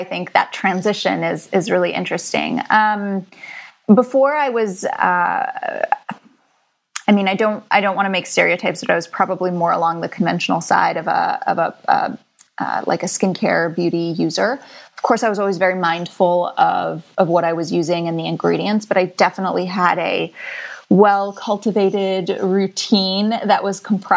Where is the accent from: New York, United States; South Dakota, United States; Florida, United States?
Florida, United States; I grew up in Florida.